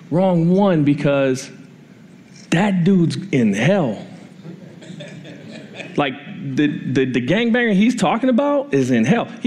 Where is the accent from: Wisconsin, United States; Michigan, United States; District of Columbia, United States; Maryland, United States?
District of Columbia, United States; Washington; moved away; I grew up in Washington, D.C., and I'm 39 years old, and when I lived in D.C. in high school